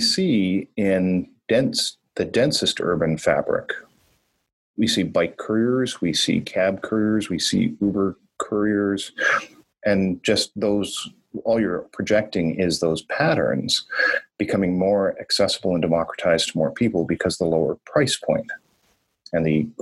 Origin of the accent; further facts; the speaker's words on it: Northern Ontario, Canada; also born or lived in Toronto / São Paulo / Singapore; now in Vancouver, Canada; I grew up in Northern Ontario and Northern Canada